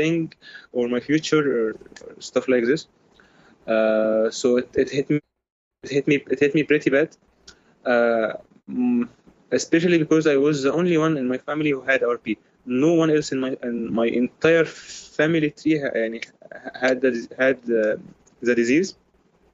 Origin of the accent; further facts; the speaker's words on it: Egypt; I am from Egypt, by the way. I was born in the 1997.